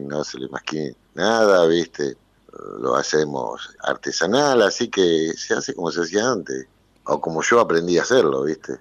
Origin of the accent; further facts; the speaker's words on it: Mercedes, Argentina; moved away; nací en Mercedes, me crié en Mercedes